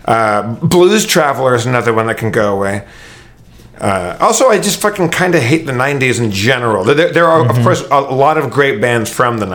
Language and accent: English; Los Angeles, California, United States; I love Los Angeles. This is my hometown